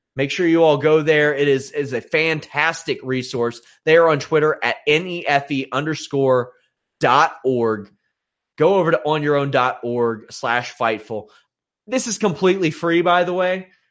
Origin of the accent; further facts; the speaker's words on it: Maysville, Kentucky, United States; Maysville, Kentucky, uh, my hometown, which I adore immensely